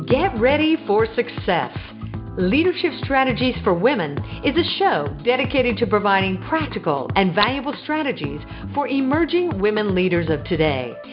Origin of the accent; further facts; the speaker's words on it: Midwest, United States; moved away as an adult; I grew up in the Midwest